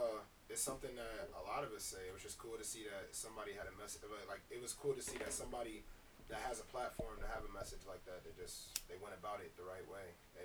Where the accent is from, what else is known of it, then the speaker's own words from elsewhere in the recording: Detroit, Michigan, United States; Like, I grew up in Detroit, you know what I mean? I grew up around minorities.